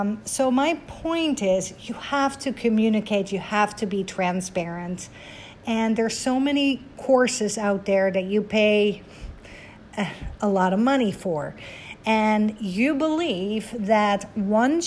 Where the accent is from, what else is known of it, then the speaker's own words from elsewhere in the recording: Netherlands; I am Dutch, born and raised in Holland, 20 minutes from Amsterdam, the capital